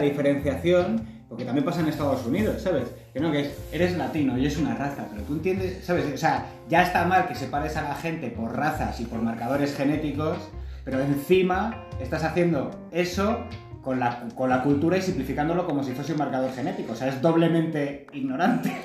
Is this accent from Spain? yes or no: yes; Spain; soy de España